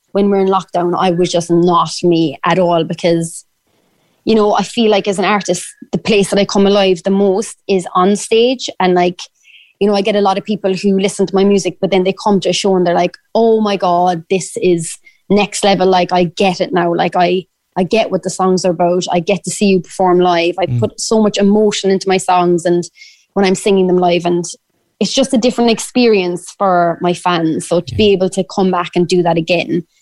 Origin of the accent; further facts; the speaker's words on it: Ireland; accent: Irish; sing in my Irish accent